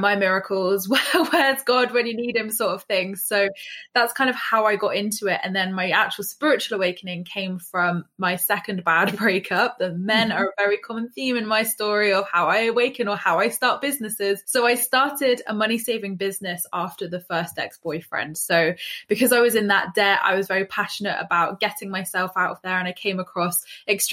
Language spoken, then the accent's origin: English; England, United Kingdom; as English people, we are very kind of like judgy